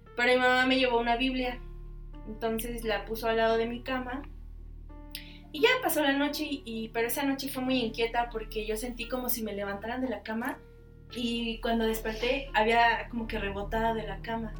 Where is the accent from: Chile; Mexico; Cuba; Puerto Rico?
Mexico; nosotros los mexicanos